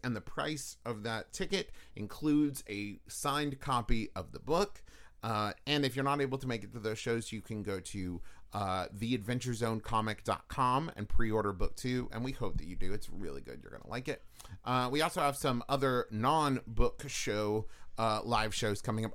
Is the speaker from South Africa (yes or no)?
no; Huntington, West Virginia, United States; moved away; also born or lived in Los Angeles, California; growing up in West Virginia, in Huntington